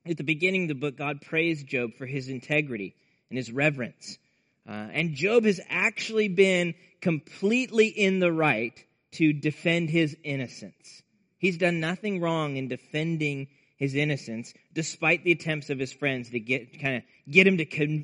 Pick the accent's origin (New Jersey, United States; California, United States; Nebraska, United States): Nebraska, United States; growing up in Nebraska in the Midwest